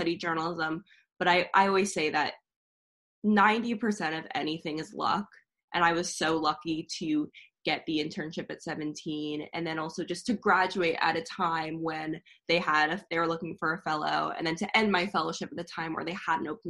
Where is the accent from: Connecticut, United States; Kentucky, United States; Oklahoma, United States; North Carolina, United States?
Connecticut, United States; moved away as an adult; also born or lived in Chicago; now in New York City, United States; I am from Connecticut originally, a very small town.